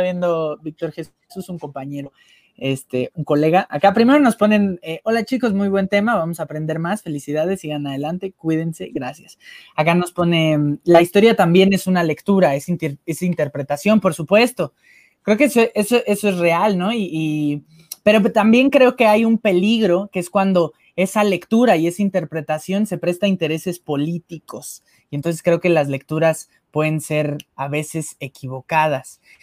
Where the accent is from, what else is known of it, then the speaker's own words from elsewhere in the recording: Mexico; como sociedad mexicana